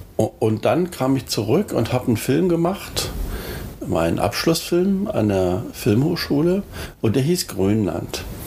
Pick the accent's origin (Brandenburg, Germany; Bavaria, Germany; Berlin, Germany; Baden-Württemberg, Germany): Berlin, Germany; moved away as an adult; also born or lived in Prenzlauer Berg, Berlin / Niederbrechen, Hesse; now in Lötz, Germany; wo ich geboren wurde. Und das ist Berlin-Lichtenberg